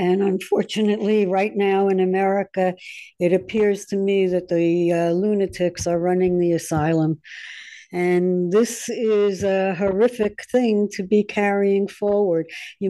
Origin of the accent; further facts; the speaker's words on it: New York, United States; I'm a New Yorker.